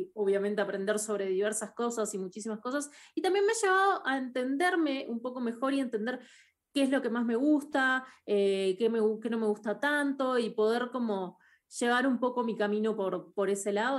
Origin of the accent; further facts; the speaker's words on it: Uruguay; en Uruguay yo soy uruguaya, crecí en Uruguay, todo mi colegio lo hice en Uruguay